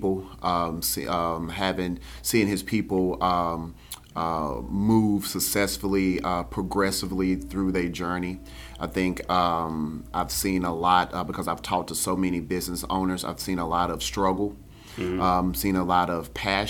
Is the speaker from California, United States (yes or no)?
no; Spartanburg, South Carolina, United States; I'm from Spartanburg